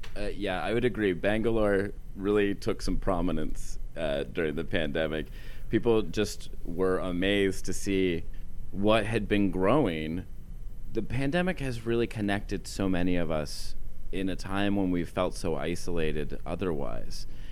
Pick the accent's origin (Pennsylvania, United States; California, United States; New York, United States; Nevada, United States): Pennsylvania, United States; Western; I'm from Western Pennsylvania. Uh, my town was uh, established before